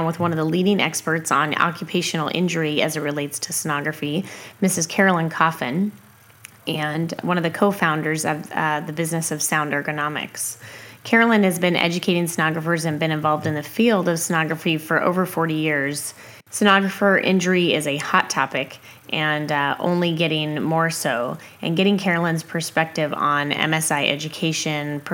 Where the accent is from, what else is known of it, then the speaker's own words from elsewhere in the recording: Washington, United States; moved away as an adult; also born or lived in Eugene-Springfield, Oregon; now in Eugene, United States; I grew up in the Pacific Northwest and still practice sonography here presently